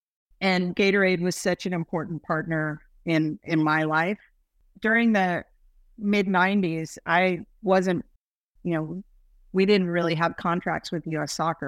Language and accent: English; Texas, United States; Okay, so I grew up mostly in Texas, and we lived on Randolph Air Force Base.